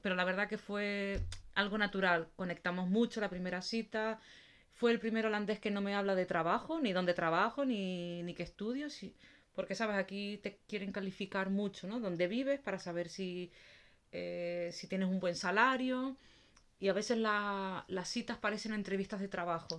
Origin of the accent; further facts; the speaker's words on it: Canary Islands, Spain; now in Netherlands; Ni soy de aquí, ni soy de Canarias tampoco